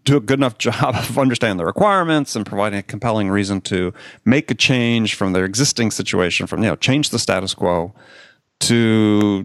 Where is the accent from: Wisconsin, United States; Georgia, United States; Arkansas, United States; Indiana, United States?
Wisconsin, United States; also born or lived in California; now in New York City, United States; growing up in Wisconsin